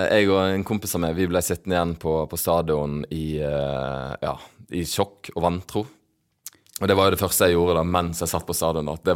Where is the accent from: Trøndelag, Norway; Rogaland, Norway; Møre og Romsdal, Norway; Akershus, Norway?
Rogaland, Norway; Stavanger; accent: Bergen dialect; Jeg sier at jeg er fra Stavanger. Og som alle som spør hvor, eh, hvor du er fra når jeg sier Stavanger, er jo eh, OK, er du edru, eller hva? Du har jo bergensdialekt og hele denne greia.